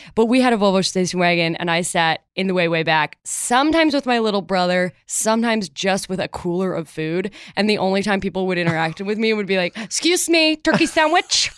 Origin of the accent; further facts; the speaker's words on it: Chicago, Illinois, United States; moved away as an adult; also born or lived in Evanston, Illinois; I grew up in Chicago